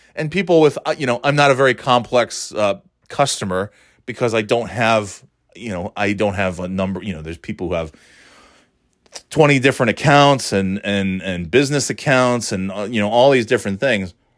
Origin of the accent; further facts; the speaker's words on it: Burnt Hills, New York, United States; moved away; I know all the towns in that, uh, general area, 'cause I grew up there